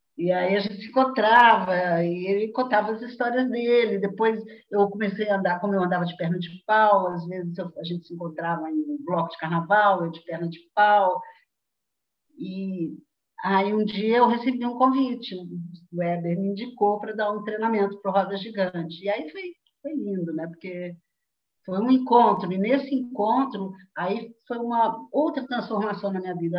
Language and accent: Portuguese; Belo Horizonte, Minas Gerais, Brazil; moved away; em Belo Horizonte, de onde eu venho, né? de onde eu fui. Fui de Belo Horizonte um dia.